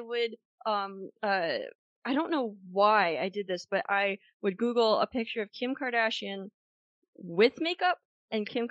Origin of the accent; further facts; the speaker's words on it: Lehigh Valley, Pennsylvania, United States; I knew about Kutztown growing up in the Lehigh Valley